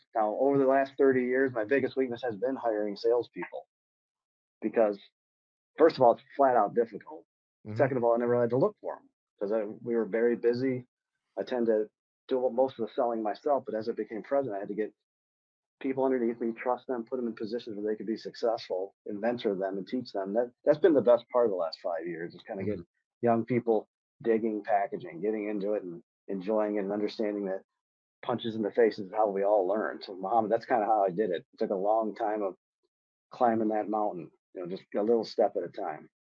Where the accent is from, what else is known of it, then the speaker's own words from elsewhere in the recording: Michigan, United States; growing up in Michigan, I thought it'd be an exciting thing to go work automotive